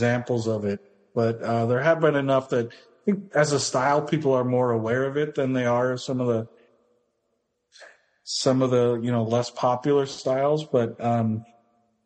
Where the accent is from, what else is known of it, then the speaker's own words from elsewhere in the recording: United States; now in Canada; I'm actually American